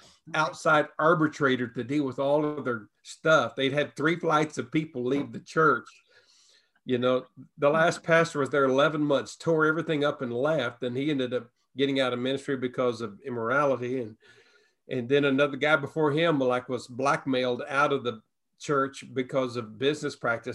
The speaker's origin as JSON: {"language": "English", "region": "the Bible Belt", "country": "United States", "tie": "born or raised there", "also_born_or_lived": "Washington State / San Francisco area", "moved": "as an adult", "said": "we grew up in the Bible Belt, lived in the Bible Belt, but we left the Bible Belt and moved to the West Coast"}